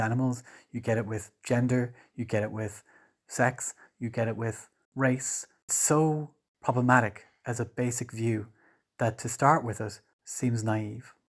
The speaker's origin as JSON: {"language": "English", "country": "Ireland", "said": "I'm Irish"}